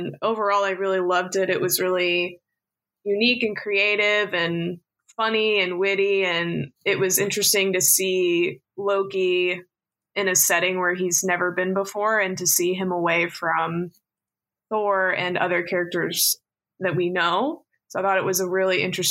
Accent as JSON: {"language": "English", "region": "Indiana", "country": "United States", "said": "I'm from Indiana in the States."}